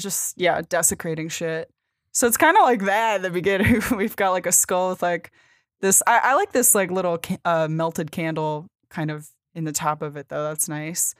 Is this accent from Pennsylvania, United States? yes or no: yes; Bucks County, PA, Pennsylvania, United States; born or raised there; moved away